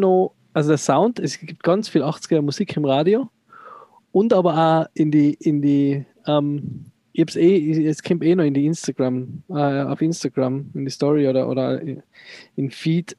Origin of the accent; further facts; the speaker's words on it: Tyrol, Austria; Als Tiroler